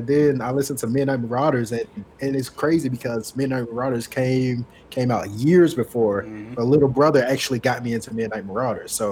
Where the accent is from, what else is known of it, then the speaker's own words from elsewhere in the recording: Demopolis, Alabama, United States; I'm from Demopolis and we don't have a mall